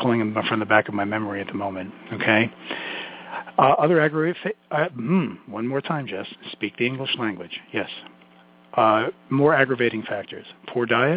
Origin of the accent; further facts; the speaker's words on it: New York City, New York, United States; accent: Brooklyn; my Brooklyn accent